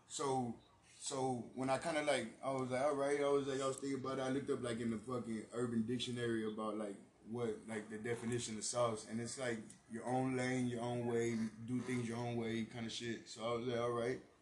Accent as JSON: {"language": "English", "town": "San Antonio", "region": "Texas", "country": "United States", "tie": "born or raised there", "said": "I'm from the East Side, bro. I grew up, born and raised in the East Side. I've lived, I lived like many places, bro, in San Antonio, bro, all around."}